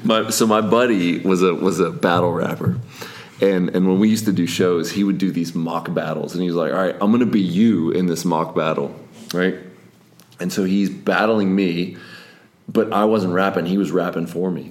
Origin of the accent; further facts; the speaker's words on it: Plum, Pennsylvania, United States; which is my hometown I grew up